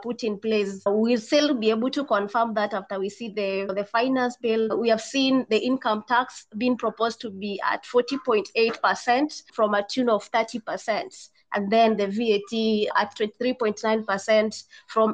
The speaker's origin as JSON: {"language": "English", "town": "Mombasa", "region": "Mombasa County", "country": "Kenya", "said": "I come from Mombasa County"}